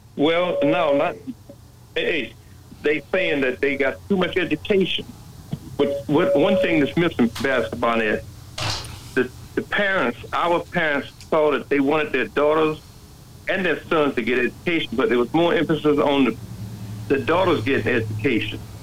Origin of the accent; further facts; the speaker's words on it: New York City, New York, United States; moved away; I grew up in the New York City